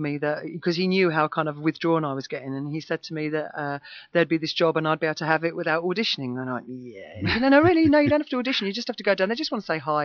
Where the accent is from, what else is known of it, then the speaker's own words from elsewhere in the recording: Basildon, East of England, United Kingdom; growing up in Basildon with punk rockers